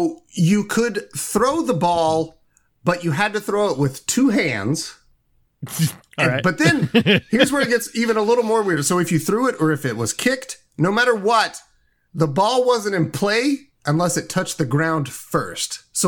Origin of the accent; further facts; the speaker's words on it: Indiana, United States; I'm from Indiana.